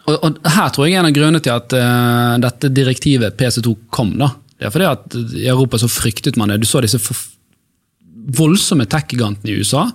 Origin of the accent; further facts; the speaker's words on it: Bergen, Vestland, Norway; der jeg vokste opp på Sandsli